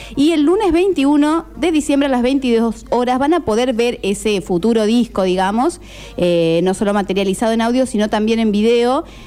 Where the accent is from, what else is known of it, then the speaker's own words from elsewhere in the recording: Córdoba, Argentina; moved away as an adult; also born or lived in Esquel, Chubut; now in Necochea, Argentina; Soy cordobesa. Y me vine a vivir a Necochea hace 10 años